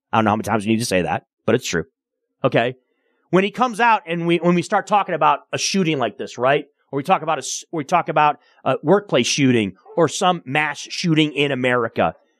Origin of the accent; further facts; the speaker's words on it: Michigan, United States; Growing up in Michigan, obviously we do have tornadoes